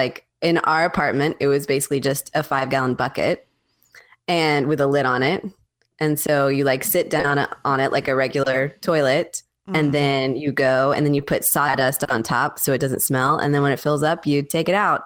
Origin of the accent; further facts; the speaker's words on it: Tallahassee, Florida, United States; now in Waco, United States; I'm from Tallahassee